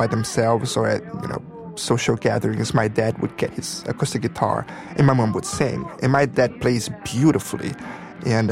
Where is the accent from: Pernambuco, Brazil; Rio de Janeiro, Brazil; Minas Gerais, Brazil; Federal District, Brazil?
Rio de Janeiro, Brazil; moved away; also born or lived in Sao Paulo / Dallas / Chicago; I was born and raised in Rio de Janeiro.